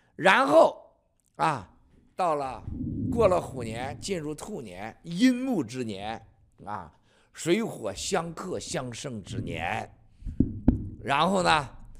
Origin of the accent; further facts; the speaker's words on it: China; 最终灭共一定靠我们中国人，一定靠我们自己